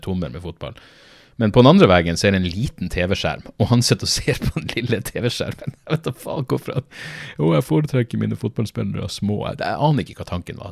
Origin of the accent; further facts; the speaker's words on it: Norway; Jeg er norsk